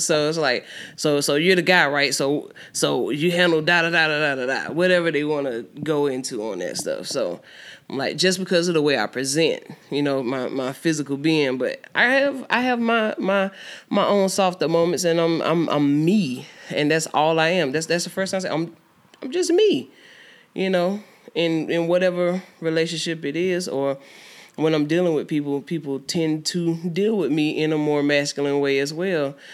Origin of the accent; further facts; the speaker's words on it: Albany, Georgia, United States; also born or lived in Houston County, Georgia; I'm from Albany, Georgia. Um, not born, but raised in Albany, Georgia